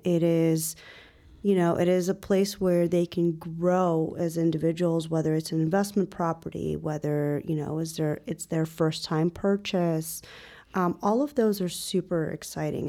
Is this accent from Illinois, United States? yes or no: yes; Northwest Suburbs of Chicago, Illinois, United States; also born or lived in Ukraine; now in Chicago, United States; eventually moved out to the Northwest Burbs. where I actually spent most of my childhood, uh, early adulthood